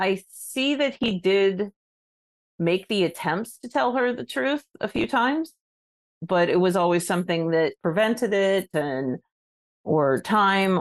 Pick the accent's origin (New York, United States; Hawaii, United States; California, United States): California, United States; Southern; I grew up in the Southern California area